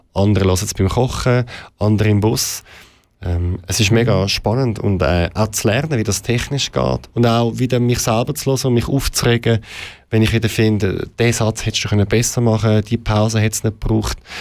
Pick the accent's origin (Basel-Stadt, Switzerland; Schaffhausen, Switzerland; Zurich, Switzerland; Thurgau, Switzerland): Zurich, Switzerland; Ich bin im Kreis 8 aufgewachsen, in der Stadt Zürich